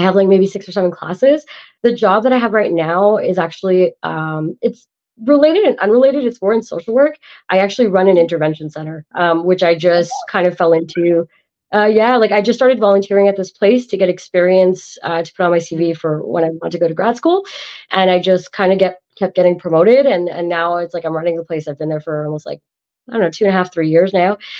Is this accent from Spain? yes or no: no; Canada; I'm an Indian from Canada